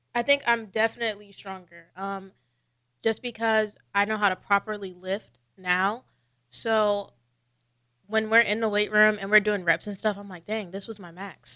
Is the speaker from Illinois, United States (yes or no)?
yes; Peoria, Illinois, United States; moved away as an adult; now in Nebraska, United States; I'm from Illinois, a small town called Peoria